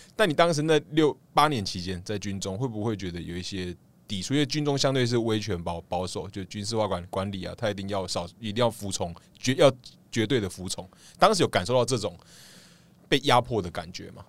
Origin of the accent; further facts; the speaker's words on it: Kaohsiung, Taiwan; first language Taiwanese Hokkien and Mandarin; 我本身是高雄人